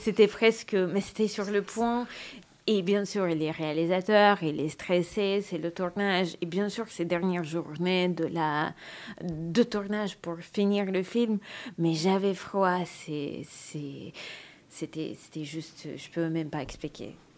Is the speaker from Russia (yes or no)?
yes; Russia; accent: Russian; French is a second language; Je suis russe, je parle avec un accent